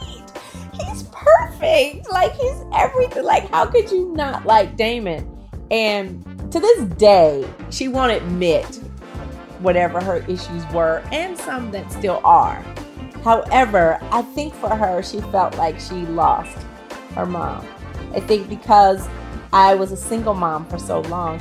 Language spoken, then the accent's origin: English; Oakland, California, United States; I'm from Oakland